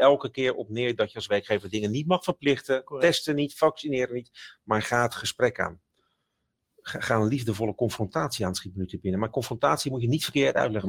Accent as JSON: {"language": "Dutch", "town": "Rotterdam", "region": "South Holland", "country": "Netherlands", "said": "ik kom van Zuid, van Rotterdam Zuid"}